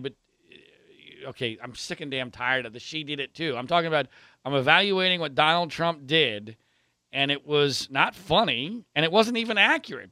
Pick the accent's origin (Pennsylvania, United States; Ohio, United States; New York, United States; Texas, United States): Pennsylvania, United States; I grew up in Pennsylvania